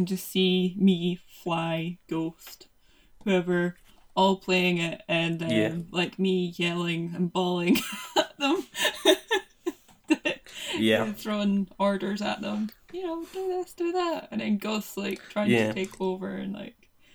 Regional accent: Dundee, Scotland, United Kingdom; it's made in my hometown

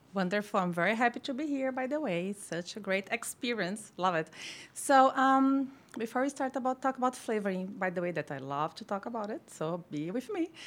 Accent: Brazil; moved away as an adult; now in United States; I come from Brazil, a tropical country.

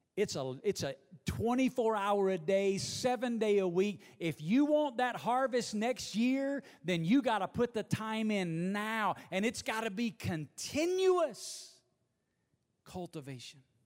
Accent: Alabama, United States; now in Las Vegas, United States; growing up in Alabama

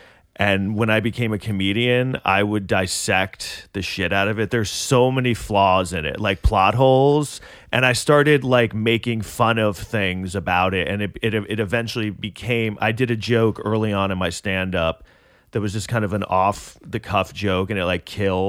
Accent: Manhattan, New York, United States; born or raised there

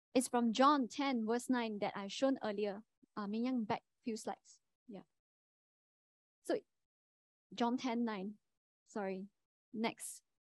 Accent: Kuantan, Pahang, Malaysia; moved away as an adult; now in Sungai Buloh, Malaysia; I'm from Kuantan.

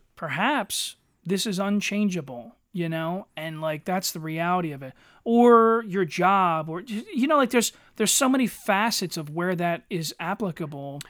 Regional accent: Eddystone, Pennsylvania, United States; in the nineties, living in Eddystone

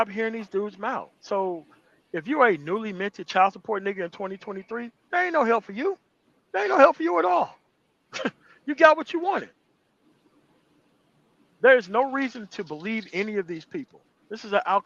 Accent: United States; I'm not African-American. I am American. I was fucking born here

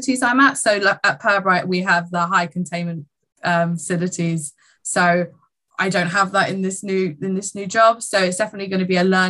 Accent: England, United Kingdom; university college in England. So I get to stay in my home country.

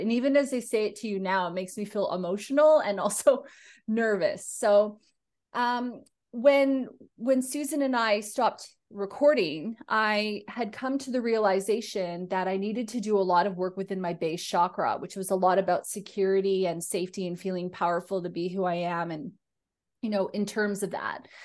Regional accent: Canada; now in Australia; being Canadian in Australia

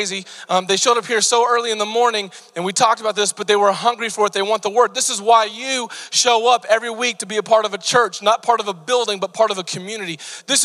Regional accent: Bartlesville, Oklahoma, United States; I grew up in Bartlesville, just north of Tulsa

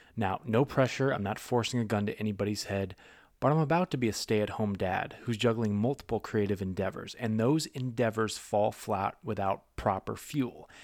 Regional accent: New England, United States; I'm from the Northeast myself. I'm not from New York, I'm, I'm from New England

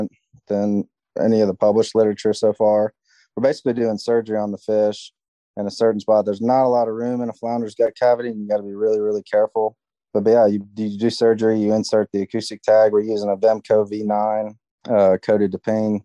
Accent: Mobile, Alabama, United States; I grew up in Mobile, Alabama, which is the major city that's about 30 miles north of Dauphin Island

